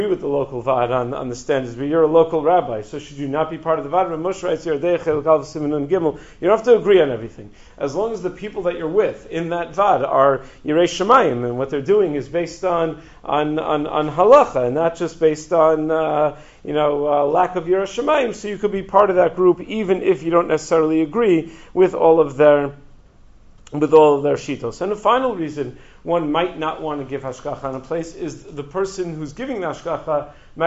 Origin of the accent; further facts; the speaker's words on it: Five Towns, New York, United States; when I was a kid growing up in the Five Towns